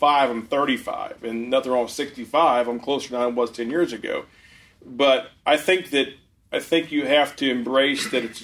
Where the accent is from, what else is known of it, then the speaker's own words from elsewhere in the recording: Ohio, United States; moved away; I'm from Ohio. I'm a Buckeye